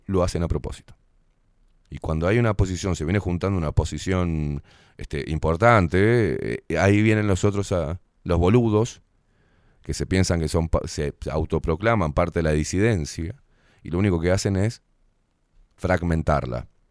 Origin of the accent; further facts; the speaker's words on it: Uruguay; nacemos acá y es nuestra identidad